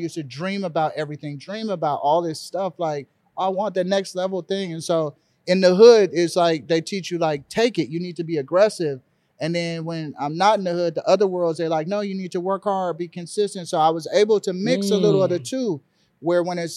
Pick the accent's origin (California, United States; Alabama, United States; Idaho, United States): California, United States; Los Angeles; I was raised in South Central LA.